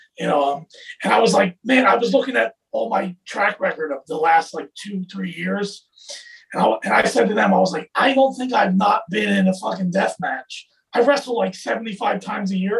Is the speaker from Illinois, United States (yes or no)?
no; New Jersey, United States; I'm from New Jersey. I'm from like South Jersey, and my family is from Philadelphia